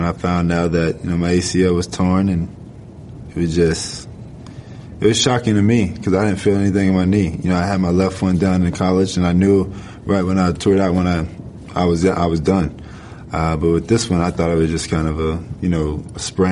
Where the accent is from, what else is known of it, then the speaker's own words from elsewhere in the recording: Gainesville, Florida, United States; moved away; 815 Harrison Square was the neighborhood